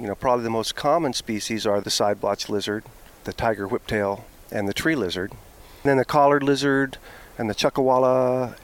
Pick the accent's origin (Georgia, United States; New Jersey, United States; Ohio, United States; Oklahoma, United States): Oklahoma, United States; Norman; I grew up in Oklahoma. I split time between Norman, Oklahoma, where the University of Oklahoma is, and the University of Oklahoma Biological Station on Lake Texoma